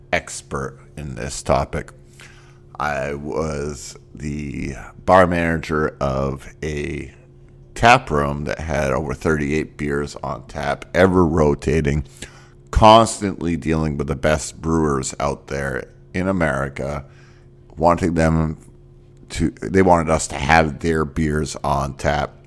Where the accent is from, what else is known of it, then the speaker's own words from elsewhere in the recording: Northeast, United States; moved away; I grew up in the Northeast